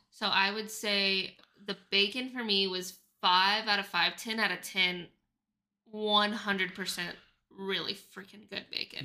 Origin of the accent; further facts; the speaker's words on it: Oklahoma, United States; now in Phoenix, United States; I'm from Oklahoma